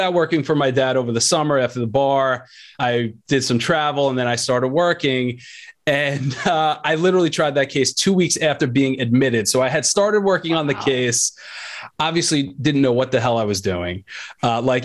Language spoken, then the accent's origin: English; Long Island, New York, United States; I'm a New York guy, you know, born and raised in Long Island